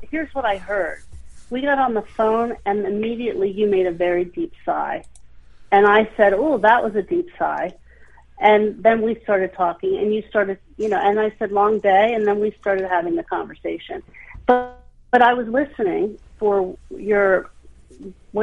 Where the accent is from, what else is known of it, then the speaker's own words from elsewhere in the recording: Hershey, Pennsylvania, United States; I grew up in Hershey